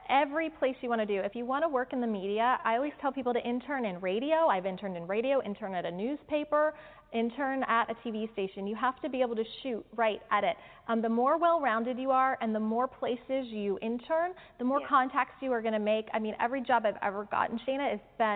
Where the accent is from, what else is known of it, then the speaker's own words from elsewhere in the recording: Orlando, Florida, United States; moved away; also born or lived in Minnesota; I grew up in Orlando in Minnesota, and she took me to all the Orlando Magic games